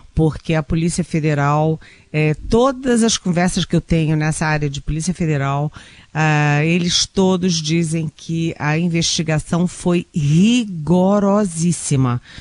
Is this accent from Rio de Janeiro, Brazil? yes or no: yes; Rio de Janeiro, Brazil; moved away; eu sou carioca